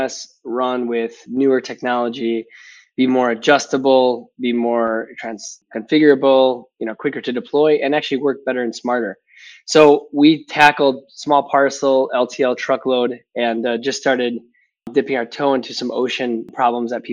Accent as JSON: {"language": "English", "region": "Wisconsin", "country": "United States", "tie": "born or raised there", "accent": "Midwestern", "said": "people can pick up on the Midwestern accent. So from Wisconsin"}